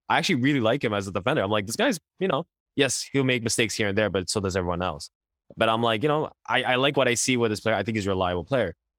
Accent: Quebec, Canada; we grew up in Quebec

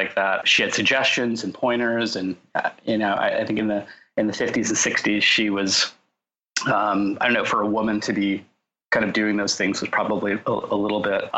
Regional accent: Orange County, Southern California, United States; also born or lived in Los Angeles / San Diego; I grew up in Southern California, in Orange County

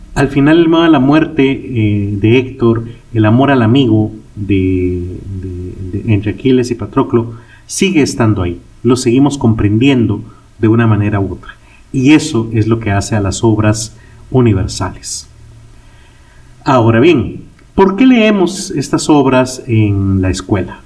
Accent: Guatemala; en mi país, Guatemala

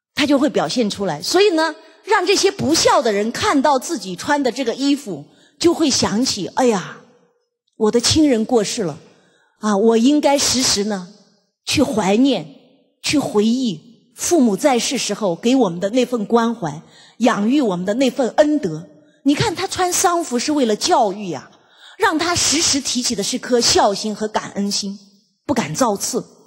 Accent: China; 所以我们中国人呢，真的是很中庸。

